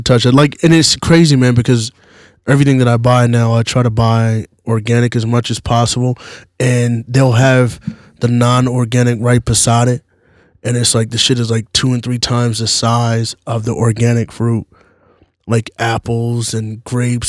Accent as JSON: {"language": "English", "region": "the South", "country": "United States", "said": "I'm from the South"}